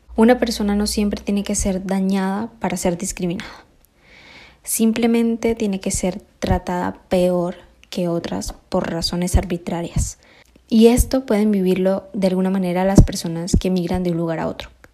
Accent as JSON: {"language": "Spanish", "country": "Colombia", "tie": "born or raised there", "moved": "as an adult", "lives_now": "Spain", "said": "Yo tengo la gran fortuna de haber nacido aquí en España. Me crié en Colombia"}